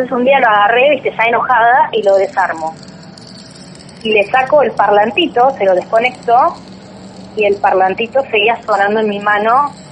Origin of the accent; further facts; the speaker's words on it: Colinas de Peralta Ramos, Buenos Aires Province, Argentina; yo vivía en la misma casa en la que vivo ahora, donde vivo sola. Mis viejos se casaron y vinieron a vivir acá. Después nos mudamos a eh, Colinas de Peralta Ramos.